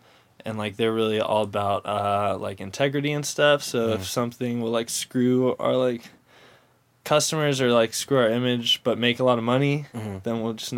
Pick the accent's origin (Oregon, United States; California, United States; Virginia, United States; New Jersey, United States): California, United States; San Diego; also born or lived in Irvine, California; I grew up in North County, San Diego, pretty much my whole life